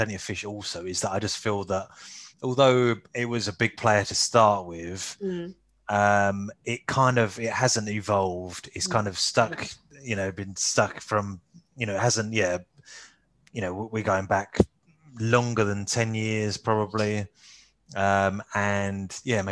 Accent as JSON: {"language": "English", "region": "London", "country": "United Kingdom", "moved": "yes", "lives_now": "Essex, United Kingdom", "said": "I'm from East London, Essex, really, border kind of thing. I live in Essex now. I still kind of almost say I predominantly kind of say that I'm more of a Londoner than an Essex boy"}